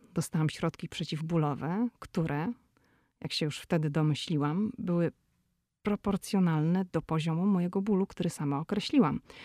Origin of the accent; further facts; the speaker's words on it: Poland; moved away as an adult; now in United States; ja jestem z Polski